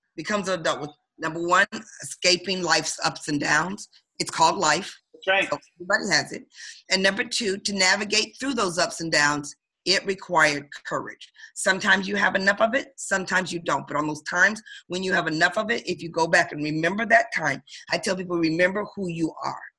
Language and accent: English; Detroit, Michigan, United States; now in Baltimore, United States; I'm from Detroit, Michigan, originally born and raised